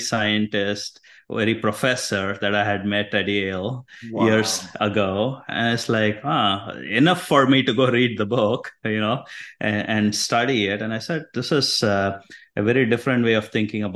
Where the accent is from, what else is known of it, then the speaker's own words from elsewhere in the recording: India; moved away as an adult; now in United States; So I was raised in India. Grew up in a Hindu family.